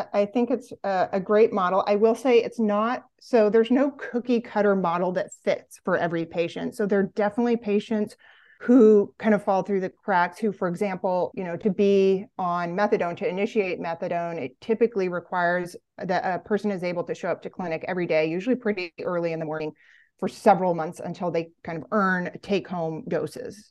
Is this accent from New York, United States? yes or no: no; Olympia, Washington, United States; moved away as an adult; now in Vermont, United States; I grew up in Olympia, Washington